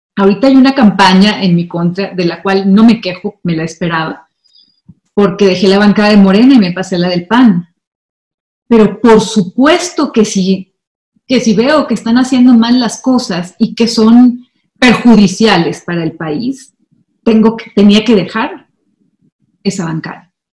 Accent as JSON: {"language": "Spanish", "country": "Mexico", "said": "como mexicana, como ciudadana"}